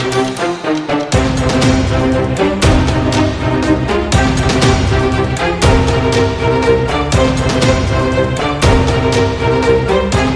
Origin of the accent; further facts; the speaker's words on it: London, United Kingdom; I was born in London